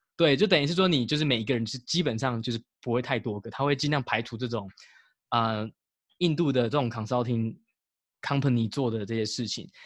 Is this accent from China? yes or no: no; Taiwan; now in United States; 从小还是在台湾长大